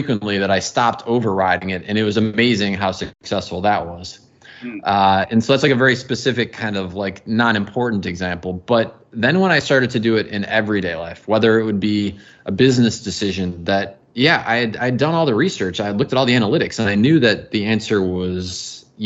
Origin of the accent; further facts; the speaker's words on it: outside of the Chicago area, Illinois, United States; moved away; I grew up outside of the Chicago area